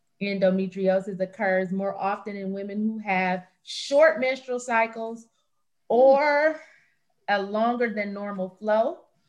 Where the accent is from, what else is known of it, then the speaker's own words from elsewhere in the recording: Flint, Michigan, United States; We grew up in Flint, Michigan, which is a General Motors town, which is essentially a General Motors town.